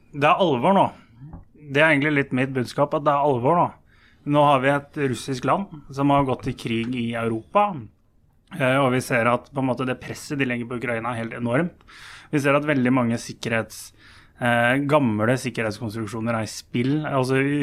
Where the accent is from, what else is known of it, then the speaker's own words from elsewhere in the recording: Lillehammer, Innlandet, Norway; Jeg er jo sjøl fra Lillehammer.